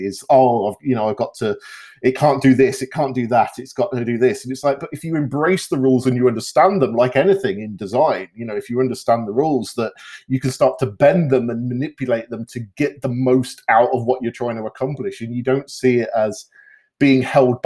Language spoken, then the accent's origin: English; United Kingdom; moved away as an adult; now in Canada; I grew up in the UK and moved over to Canada when I was just before I was 28.